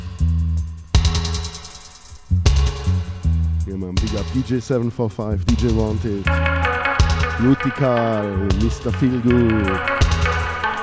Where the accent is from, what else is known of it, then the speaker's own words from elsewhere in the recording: Konstanz, Baden-Württemberg, Germany; English is a second language; my hometown, it's not Cologne, it's Konstanz